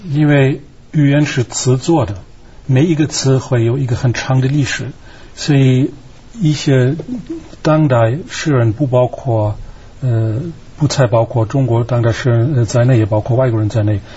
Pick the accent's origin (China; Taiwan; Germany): Germany; 我们德国人来说有这么一个倾向